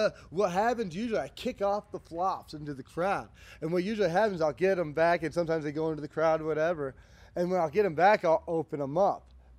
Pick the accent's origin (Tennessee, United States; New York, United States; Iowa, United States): New York, United States; Saratoga Springs; moved away; also born or lived in Las Vegas, Nevada / Allentown, Pennsylvania; I'm upstate Saratoga